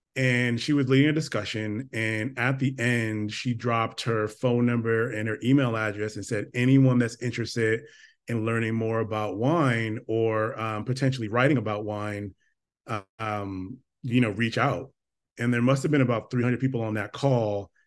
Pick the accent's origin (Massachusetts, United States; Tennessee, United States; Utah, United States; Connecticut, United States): Connecticut, United States; Stamford; moved away as an adult; now in Northern California, United States; grew up in Stamford, Connecticut in the very, very, very, very, very early eighties. Um, you know, born, born and raised